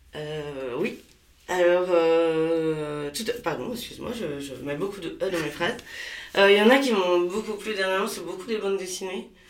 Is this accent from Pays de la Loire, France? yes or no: yes; Pays de la Loire, France; moved away as an adult; also born or lived in Paris region / Morbihan; now in Hennebont, France; je suis originaire de Maine-et-Loire avec des attaches dans le Morbihan